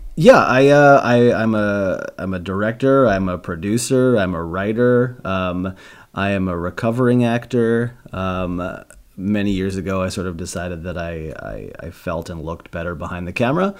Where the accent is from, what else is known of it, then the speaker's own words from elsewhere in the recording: New York, United States; moved away as an adult; also born or lived in Boston; now in Los Angeles, United States; I'm from New York.